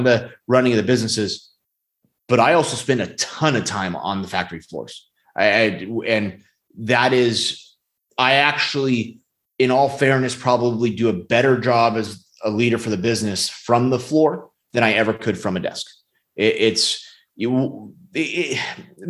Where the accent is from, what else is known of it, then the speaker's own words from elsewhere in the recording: California, United States; now in Texas, United States; originally we're from California